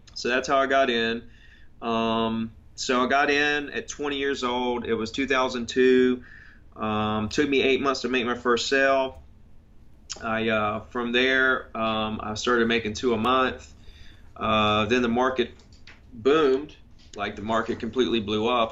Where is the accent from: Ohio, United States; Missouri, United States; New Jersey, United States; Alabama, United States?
Alabama, United States; Gulf Shores; I grew up on the Gulf Coast um, in Gulf Shores, Alabama. Went to Gulf Shores Elementary